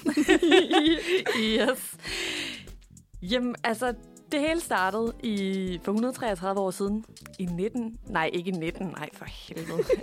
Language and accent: Danish; Svendborg, Southern Denmark, Denmark; jeg er selv fra Svendborg